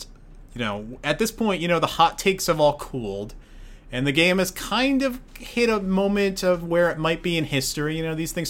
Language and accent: English; New Jersey, United States; I live like within 5 miles of where the Jets and Giants play